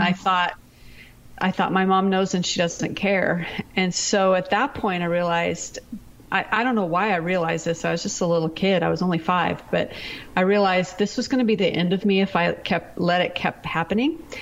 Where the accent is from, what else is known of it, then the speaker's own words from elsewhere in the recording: Pacific Northwest, United States; moved away as an adult; also born or lived in Seattle area / Texas; I'm from the Pacific Northwest